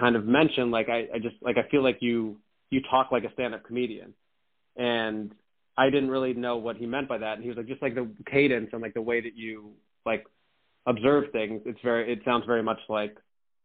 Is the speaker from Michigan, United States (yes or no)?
no; Hillsborough, New Jersey, United States; also born or lived in Aurora, Illinois; now in New York City, United States; where we grew up in Hillsborough, it's a reasonably wealthy area